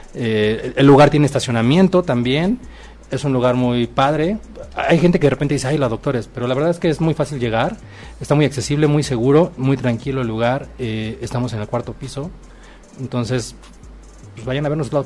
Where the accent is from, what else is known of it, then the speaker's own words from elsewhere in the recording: Acapulco, Guerrero, Mexico; yo soy originario de Acapulco